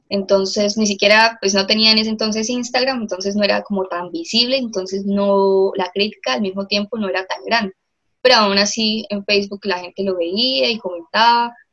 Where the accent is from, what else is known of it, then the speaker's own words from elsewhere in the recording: Bucaramanga, Santander, Colombia; soy diseñadora industrial de la Universidad de Investigación y Desarrollo de acá de Bucaramanga, Santander.